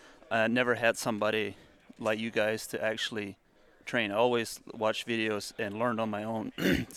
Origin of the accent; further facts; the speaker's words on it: Coshocton, Ohio, United States; I'm from Coshocton, Ohio.